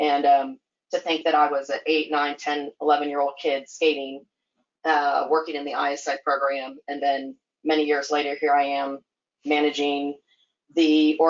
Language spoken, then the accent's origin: English; Oregon, United States; also born or lived in Virginia / Michigan / Pennsylvania / Georgia; I was born in Virginia, lived in Michigan, Pennsylvania, Georgia, Missouri, Kentucky, Oregon, and then now Texas. So I sort of have to claim, to be frank, I claim Oregon as my home